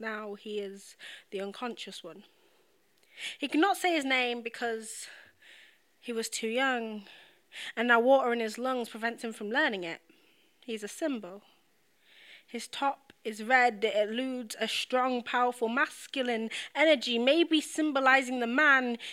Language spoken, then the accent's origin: English; United Kingdom; I'm British, I'm not American.